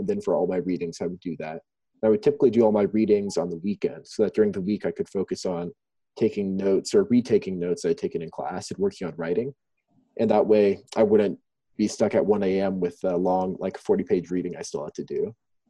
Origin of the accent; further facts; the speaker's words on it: Chiang Mai, Thailand; moved away as an adult; I am from the States, but I was born and raised in Thailand. I was born in a little town called Chiang Mai and spent my life all overseas until Baylor.